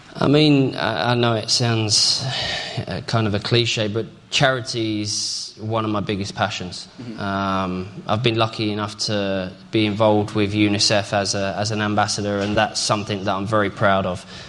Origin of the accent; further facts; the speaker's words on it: England, United Kingdom; proud to be part of that as an Englishman